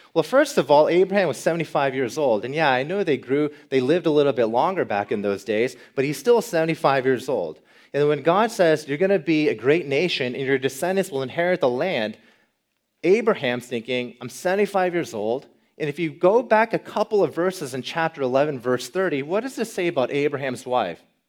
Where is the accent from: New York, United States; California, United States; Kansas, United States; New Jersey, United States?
Kansas, United States; I'm not from Chicago. I'm from Kansas